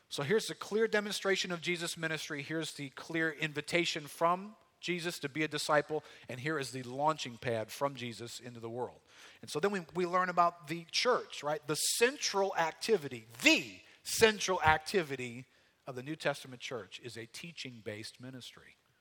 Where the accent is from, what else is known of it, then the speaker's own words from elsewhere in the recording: United States; as American Christians